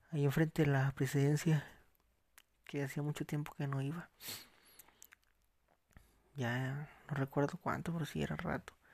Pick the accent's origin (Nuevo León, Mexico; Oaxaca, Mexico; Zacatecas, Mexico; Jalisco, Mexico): Zacatecas, Mexico; Las Azucenas; viajé a Zacatecas. Más allá de Zacatecas, a Tlaltenango de Sánchez Román. Y de ahí a las azucenas de donde soy, pues solo les quería platicar algo de mi viaje.